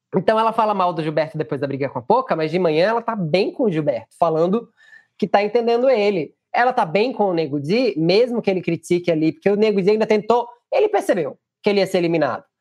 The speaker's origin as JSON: {"language": "Portuguese", "region": "Pernambuco", "country": "Brazil", "said": "como pernambucano que sou"}